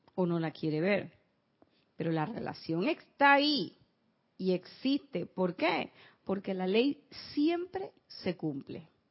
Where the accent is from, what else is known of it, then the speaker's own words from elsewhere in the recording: Panama; en mi pueblo